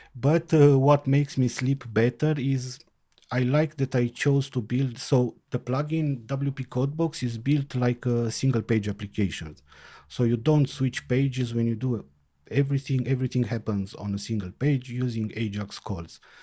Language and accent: English; Timișoara, Timiș County, Romania; I am from Timișoara, Romania.